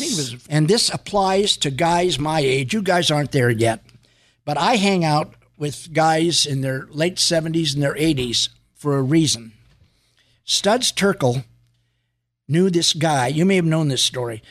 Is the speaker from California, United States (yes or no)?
yes; San Francisco, California, United States; now in Los Angeles, United States; I was living in San Francisco at the time